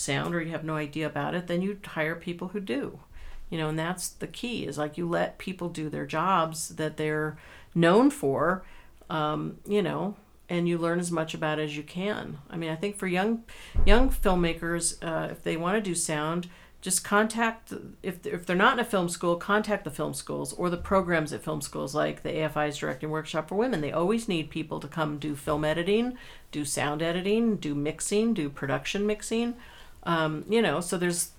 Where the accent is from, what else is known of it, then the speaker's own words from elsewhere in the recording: California, United States; I grew up in California, so I never trudged through snow